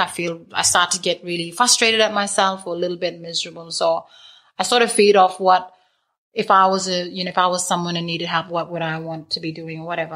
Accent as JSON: {"language": "English", "area": "Lamboo Station, near Halls Creek, Kimberley", "region": "Western Australia", "country": "Australia", "tie": "born or raised there", "said": "growing up on Lambo"}